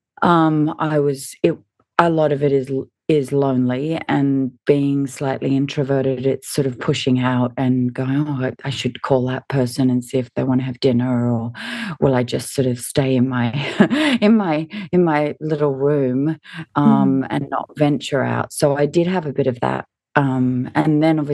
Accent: Sydney, New South Wales, Australia; also born or lived in Hawaii / Washington / Melbourne; we moved back to Australia. I lived in Melbourne and then moved up to Sydney

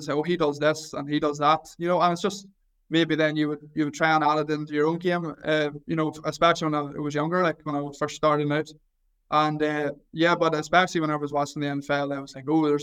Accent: Mayobridge, Northern Ireland, United Kingdom; I'm from Mayo Bridge, which is literally less than a 10-minute drive outside of Newry. So I want to went to primary school in Newry. I went to secondary school in Newry

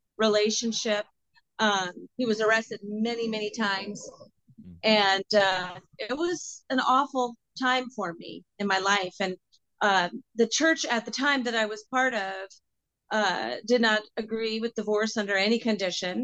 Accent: just outside of Seattle, Washington, United States; moved away as an adult; now in Nashville, United States; I grew up just outside of Seattle

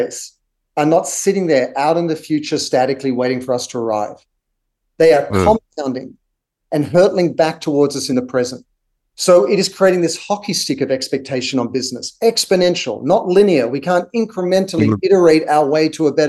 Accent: Australia; moved away; growing up in Australia with Aboriginal cultures

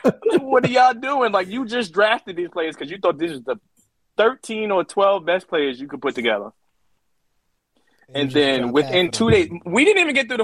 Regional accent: New York City, New York, United States; I'm from Southside

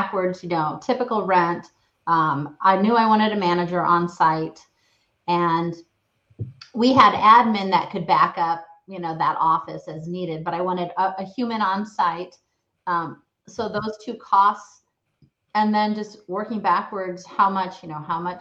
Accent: Ames, Iowa, United States; the town Ames where I started, my kind of more my hometown

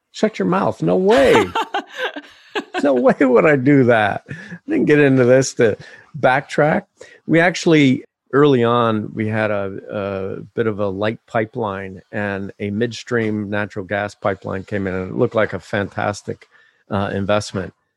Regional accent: Ohio, United States; growing up in Ohio in the seventies

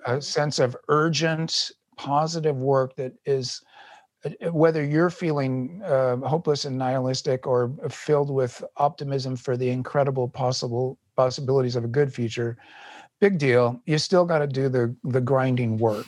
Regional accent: United States; as an American

